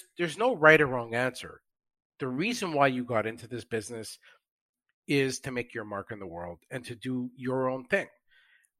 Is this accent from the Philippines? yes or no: no; Canada; I'm Canadian